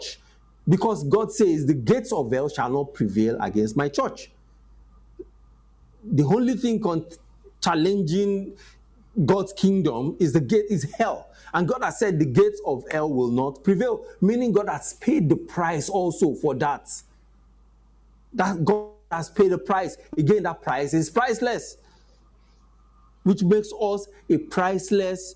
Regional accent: Nigeria

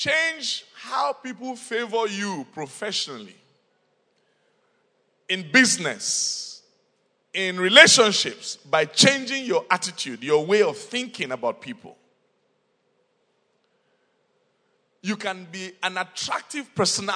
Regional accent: Nigeria; moved away; I'm from Nigeria

